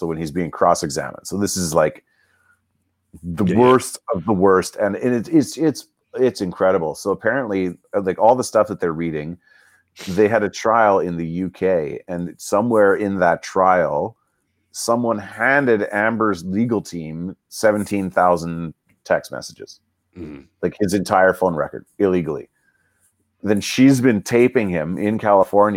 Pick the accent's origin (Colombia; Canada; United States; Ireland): Canada; we grew up in Canada.